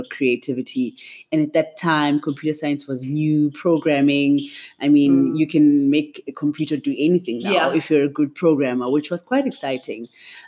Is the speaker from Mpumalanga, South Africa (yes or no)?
no; Katlehong, Gauteng, South Africa; I am from the East Rand. So I'm from Katlehong.